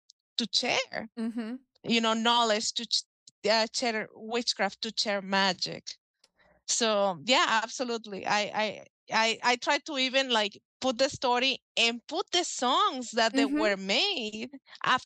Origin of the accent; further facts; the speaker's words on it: Mexico; English is a second language; moved away as an adult; now in United States; I'm from Mexico